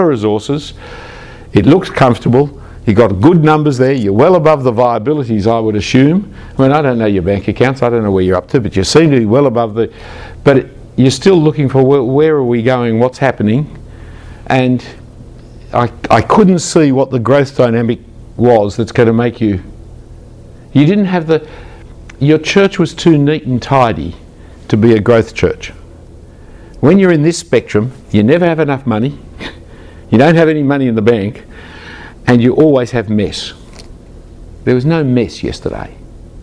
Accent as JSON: {"language": "English", "country": "Australia", "said": "as an Australian"}